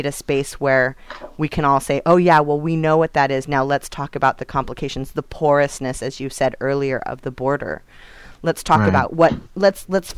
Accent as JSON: {"language": "English", "region": "Northern California", "country": "United States", "said": "a Northern California girl"}